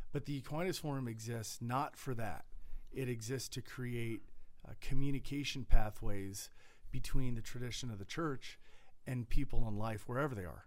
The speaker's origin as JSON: {"language": "English", "country": "United States", "lives_now": "Colorado, United States", "said": "as an American living in Colorado"}